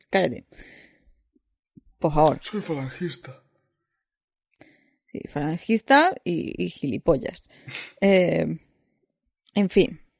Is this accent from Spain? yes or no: yes; Spain; como soy español, y mis padres eran españoles, y mis abuelos eran españoles